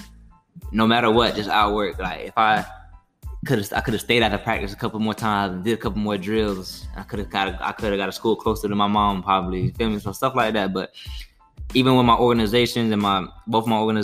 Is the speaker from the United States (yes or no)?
yes; Orlando, Florida, United States; we're 2.5-3 hours away from my hometown, from Orlando